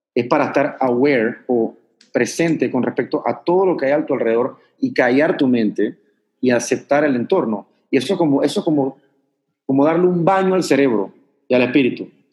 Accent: Panama; yo vengo de Panamá

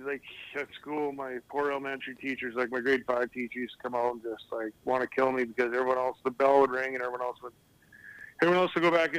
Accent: Edmonton, Alberta, Canada; I mean, it was just a regular Canadian upbringing, I guess would be the best way to put it.

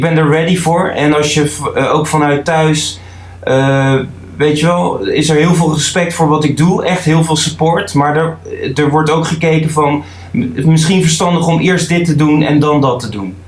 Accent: The Hague, South Holland, Netherlands; ik kom uit Den Haag

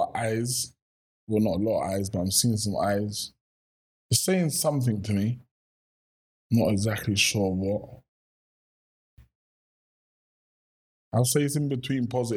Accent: London, United Kingdom; also born or lived in Brixton; Born and raised in Kennington. Spent a lot of my teenage years growing up in Brixton

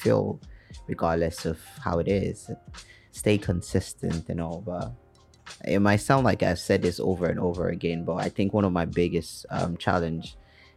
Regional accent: Nigeria; now in Lagos, Nigeria; being a Nigerian and living in Lagos especially

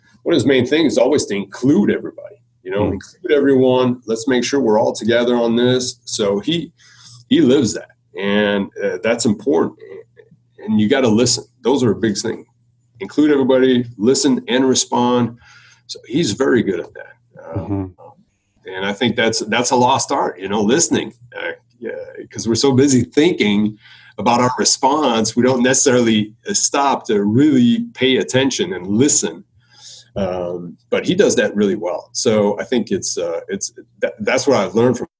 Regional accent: Beloeil, Quebec, Canada; accent: French Canadian; first language French; English is a second language; moved away as an adult; also born or lived in Ottawa / Los Angeles / Cleveland; now in Atlanta, United States; I'm from Belleuil, Quebec. Belleuil is a small town about 20 minutes on the south shore of Montreal. And I'm a French Canadian, a proud French Canadian

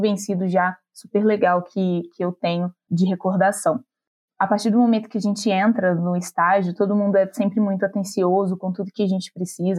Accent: Minas Gerais, Brazil; Eu sou mineira daqui de uma cidade da região metropolitana de Belo Horizonte

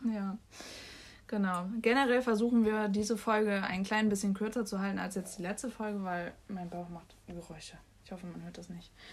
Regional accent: Bremen, Germany; durch die Straßen meines Viertels äh, gelaufen bin, ich die ähm, in einem bekannten Café, also der Lilie bei uns in Findorf, also in Bremen

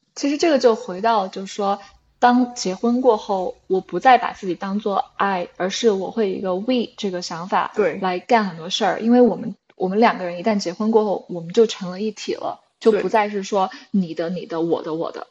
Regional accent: China; moved away; 我是在中国长大的小孩的，就中国

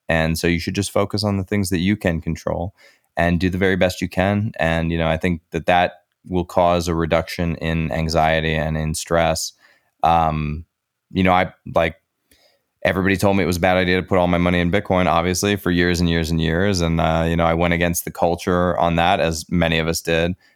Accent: United States; As an American

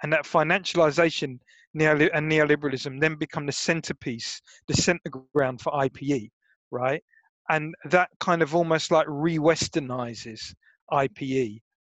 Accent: Brighton, South East England, United Kingdom; University of Sussex because I was lazy and it was my hometown. Do you know what I mean? Like it was Brighton

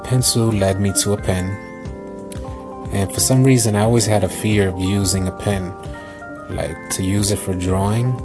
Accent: New York City, New York, United States; I'm an 80s baby born and raised in the Lower East Side of New York City

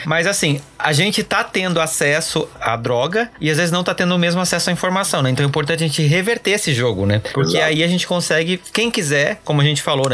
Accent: Brazil; Como brasileiro

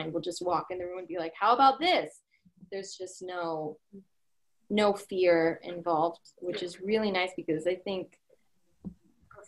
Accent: California, United States; now in New York City, United States; We're originally from California

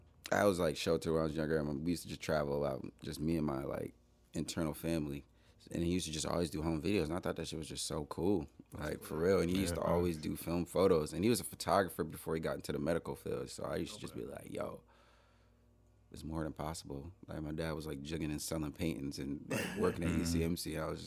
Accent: Buffalo, New York, United States; I am from Buffalo, yeah.

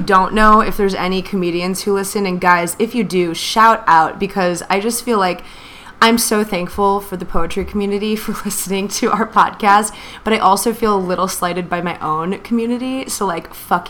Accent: Lake Michigan, Midwest, United States; now in New York City, United States; growing up on Lake Michigan

